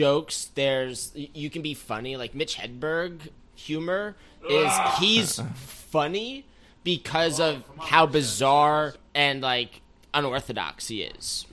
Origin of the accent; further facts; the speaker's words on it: United States; I grew up in America